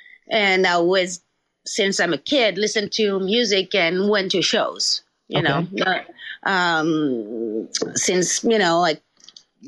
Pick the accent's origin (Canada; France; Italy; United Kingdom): France; English is a second language; moved away as an adult; my hometown that I knew, you know, very small hometown in France